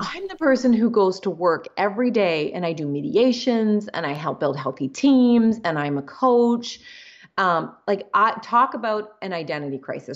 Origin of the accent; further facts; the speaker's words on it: Canada; so I'm Canadian